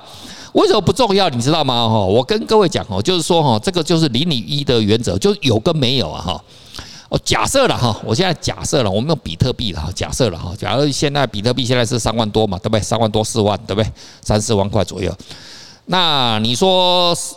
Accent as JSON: {"language": "Chinese", "country": "Taiwan", "said": "我们台湾话"}